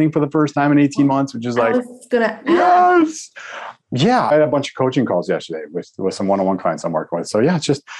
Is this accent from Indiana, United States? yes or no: no; Crystal Lake, Illinois, United States; I grew up in Crystal Lake, Illinois